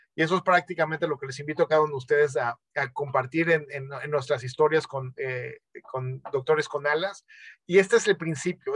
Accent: Mexico; soy médico mexicano

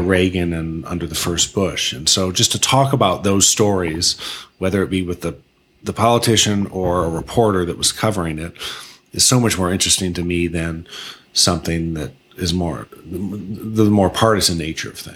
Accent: Mishawaka, Indiana, United States; moved away as an adult; now in Washington, D.C., United States; I drive by the house on Rose Park where I where I grew up. Right. I drive by Penn High School

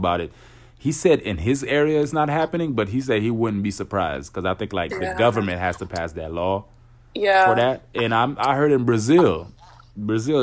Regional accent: Haiti; now in Florida, United States

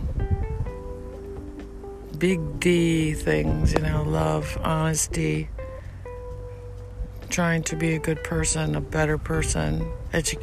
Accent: New York City, New York, United States; moved away; I'm from New York.

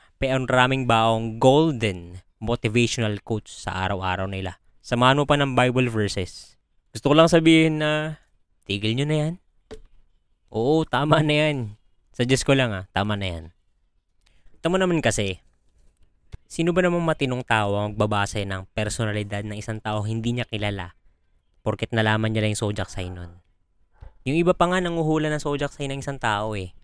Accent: Philippines

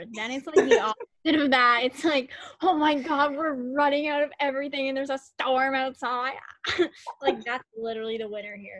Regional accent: Prince Edward Island, Canada; I'm from Prince Edward Island, the worst province. I'm from Prince Edward Island.

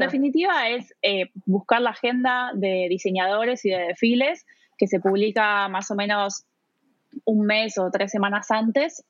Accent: Buenos Aires, Argentina; moved away as an adult; also born or lived in New York, United States; now in Munich, Germany; yo soy argentina, eh, viví la mayor parte de mi vida en, eh, bueno, en Buenos Aires, en la provincia de Buenos Aires, en las afueras y después en, en la ciudad de Buenos Aires

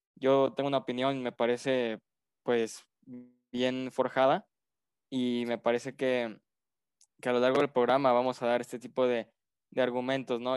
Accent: Mexico

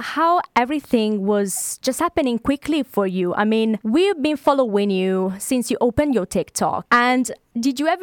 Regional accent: Italy; now in United Kingdom; In the UK, we are like 700,000 of Italians.

